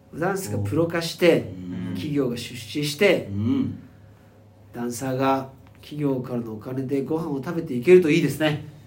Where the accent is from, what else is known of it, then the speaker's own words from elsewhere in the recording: Sapporo, Hokkaido, Japan; 地元の札幌